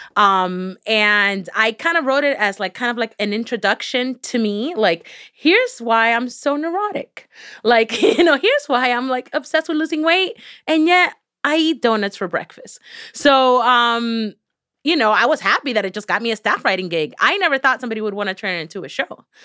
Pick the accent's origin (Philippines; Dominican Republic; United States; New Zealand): United States; Miami, Florida; accent: Miami; English is a second language; I was growing up in Miami